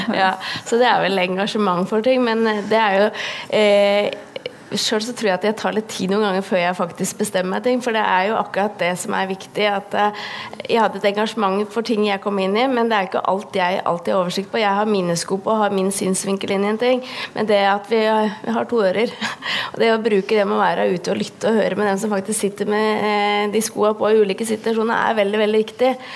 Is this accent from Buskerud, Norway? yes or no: yes; Mjøndalen, Buskerud, Norway; Jeg er jo da fra Mjøndalen